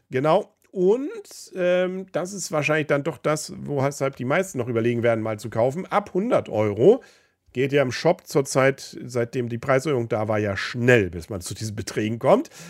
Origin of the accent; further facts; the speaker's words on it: Kiel, Schleswig-Holstein, Germany; Aber man sucht sich seine Superlative natürlich gerne, gerade als Kieler.